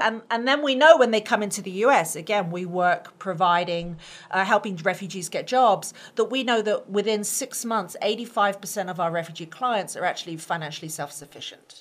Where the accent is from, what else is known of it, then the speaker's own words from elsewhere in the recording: United Kingdom; now in United States; being a Brit and an American, I became an American in 2015